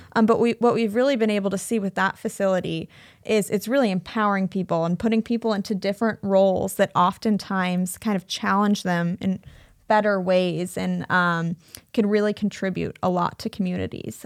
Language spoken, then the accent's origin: English; Cedar Rapids, Iowa, United States; moved away as an adult; also born or lived in Bay Area, California / Chicago; I grew up in Cedar Rapids, um, but then I moved out to California